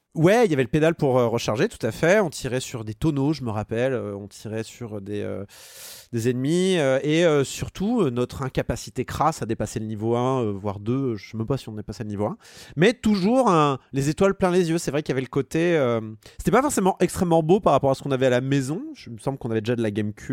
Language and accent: French; Annecy, Auvergne-Rhône-Alpes, France; j'ai grandi à Annecy